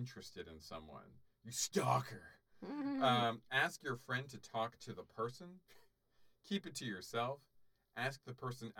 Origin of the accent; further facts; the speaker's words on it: South Florida, United States; I grew up in South Florida